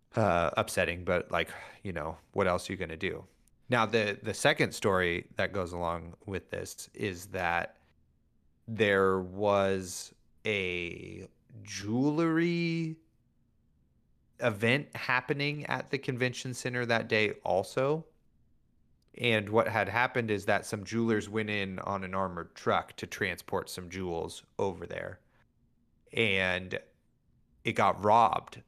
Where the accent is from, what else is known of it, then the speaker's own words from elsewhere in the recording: Northern California, United States; We're from NorCal